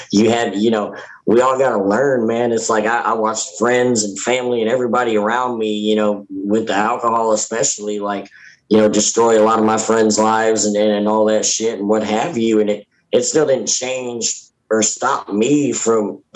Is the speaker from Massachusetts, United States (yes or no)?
no; Hopkinsville, Kentucky, United States; also born or lived in Alaska; I'm from Hopkinsville.